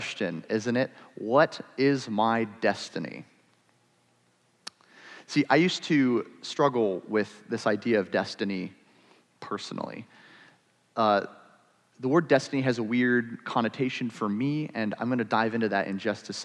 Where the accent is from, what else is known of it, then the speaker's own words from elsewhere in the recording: Ohio, United States; I was born in Ohio